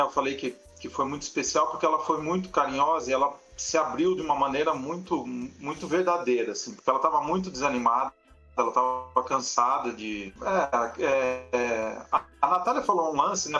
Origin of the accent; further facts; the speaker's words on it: Piracicaba, São Paulo, Brazil; eu também sou nascido em Piracicaba e também frequentava as ruas do centro